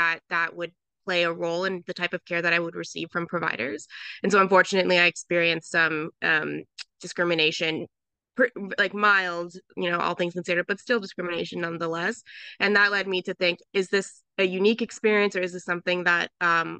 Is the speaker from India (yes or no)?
no; Southern California, United States; moved away as an adult; also born or lived in Philadelphia; I grew up in Southern California in a very like white and conservative area